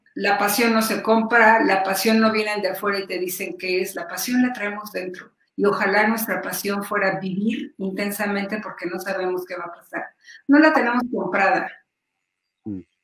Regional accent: Mexico; como muchos mexicanos

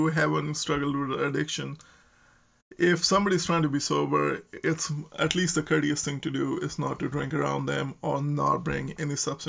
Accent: Nebraska, United States; So we are from Nebraska

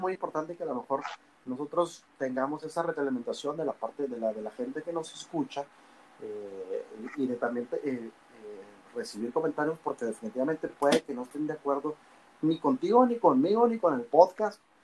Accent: Mexico; somos los mexicanos

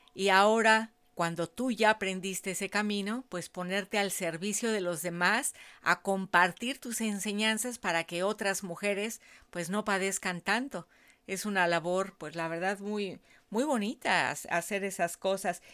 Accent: Mexico City, Mexico; Miriam es como yo, las dos somos de la Ciudad de México

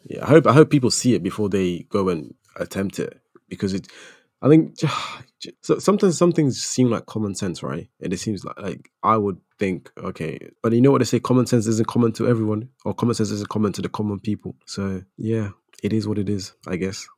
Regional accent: United Kingdom; as a British Ghanaian

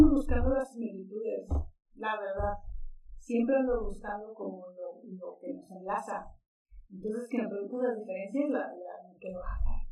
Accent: Sonora, Mexico; also born or lived in Monterrey, Mexico / Japan / Vienna, Austria; now in Mexico City, Mexico; yo soy de Sonora, luego viví cinco años en Monterrey, luego un año en Ciudad de México, luego cinco años en Japón

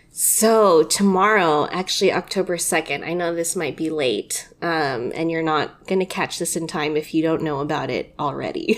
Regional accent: United States; just being fucking Filipino American

